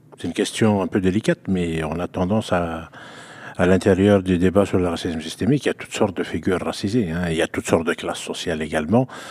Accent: Quebec, Canada; also born or lived in Algeria (ancestry); je suis québécois d'origine algérienne

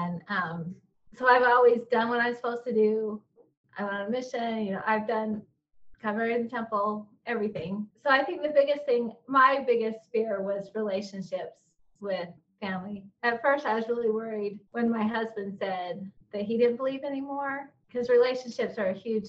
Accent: Utah, United States; moved away as an adult; also born or lived in eastern United States; I grew up in Utah

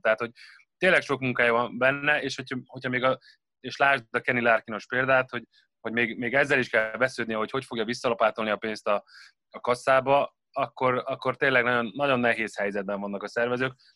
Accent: Gödöllő, Pest, Hungary; gödöllői vagyok

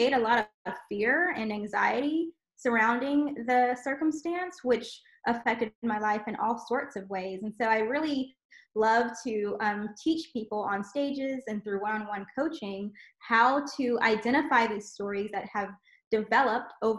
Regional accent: South Louisiana, United States; we grew up in South Louisiana and had just a really beautiful childhood

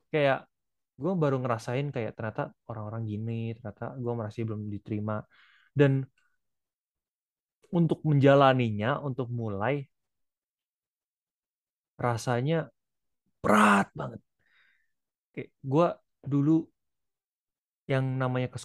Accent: Malang, East Java, Indonesia; now in Bandung, Indonesia; Gue dari Malang mau pindah ke Bandung.

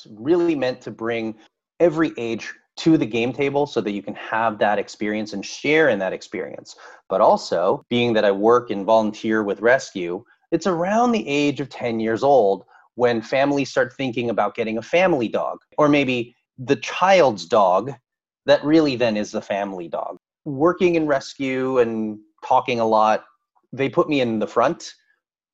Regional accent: San Francisco, California, United States; born and raised in San Francisco, California. Grew up there all the way until I moved away for college in Central California

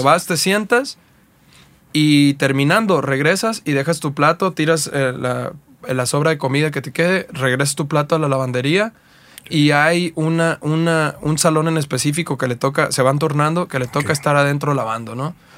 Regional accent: Coyuca de Catalán, Guerrero, Mexico; also born or lived in Acapulco; yo soy originario de un pueblo que se llama Coyuca Catalán, Guerrero

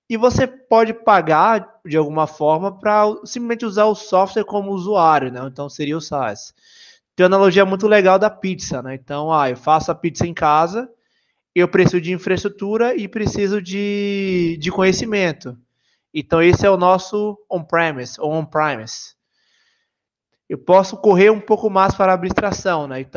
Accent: Salvador, Bahia, Brazil; sou da Bahia, como perceberam meu sotaque, Salvador.

